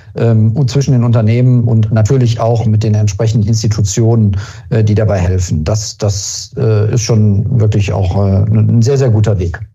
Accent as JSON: {"language": "German", "country": "Germany", "said": "wir sind als Deutsche"}